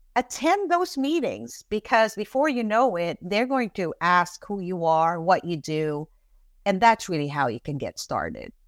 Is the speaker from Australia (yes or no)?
no; Philippines; moved away as an adult; also born or lived in California / New York City / Florida; now in Orlando, United States; So, I am an immigrant from the Philippines. I moved to this country in nineteen eighty-nine